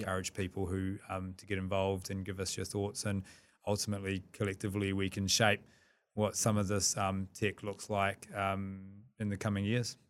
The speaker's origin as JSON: {"language": "English", "country": "New Zealand", "said": "we're two Kiwi lads"}